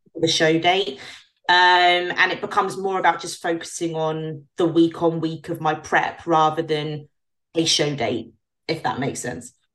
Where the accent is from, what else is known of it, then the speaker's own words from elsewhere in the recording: United Kingdom; as a British pro